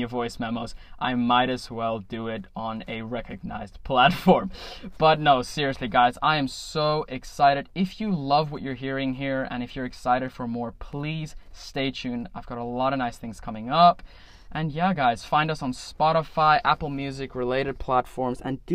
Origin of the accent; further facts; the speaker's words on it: South Africa; I am a South African